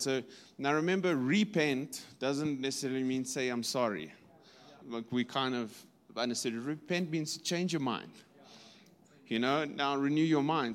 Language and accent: English; Kimberley, Northern Cape, South Africa; in the Northern Cape, we come from Kimberley